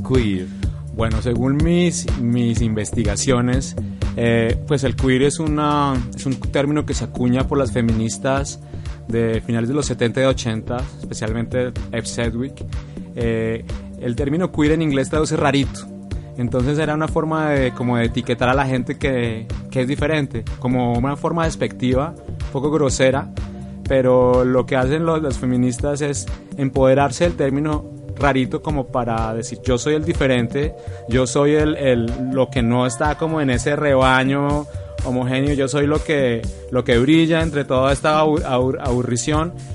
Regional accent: Bogotá, Colombia; vengo de Bogotá.

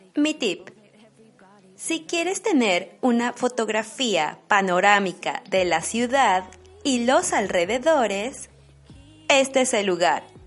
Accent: Mexico; moved away as an adult; now in Stuttgart, Germany; una mexicana viviendo en Alemania

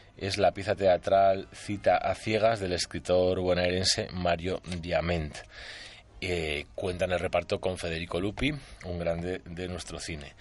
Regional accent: Basque Country, Spain; como vasco que soy

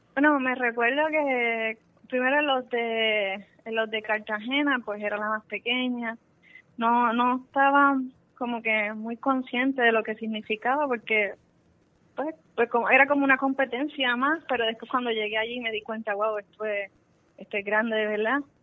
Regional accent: Cidra, Puerto Rico; yo soy de Sidra, Puerto Rico.

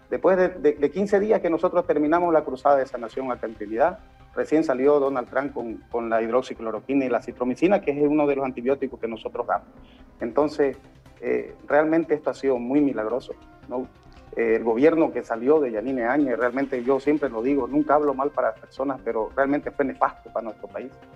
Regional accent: Beni, Bolivia; Nosotros hemos traído a nuestro departamento

